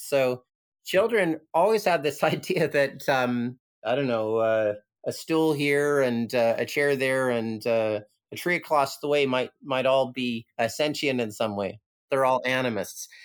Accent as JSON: {"language": "English", "country": "Canada", "tie": "born or raised there", "moved": "as an adult", "lives_now": "Hong Kong", "said": "growing up in Canada, I never got. Like I grew up in a in a suburb"}